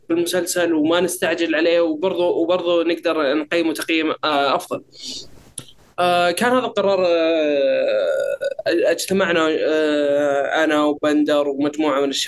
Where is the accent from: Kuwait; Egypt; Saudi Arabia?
Saudi Arabia; ما بعد نزلت عندنا في السعوديه او ما بعد جت عندنا في السعوديه